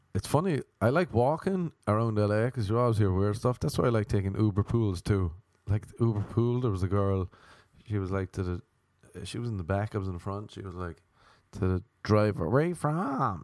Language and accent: English; Ireland; moved away; no one's Irish except for me